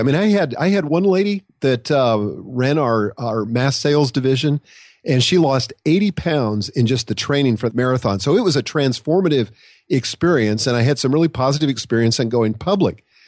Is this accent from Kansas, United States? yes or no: no; Nebraska, United States; I grew up in Nebraska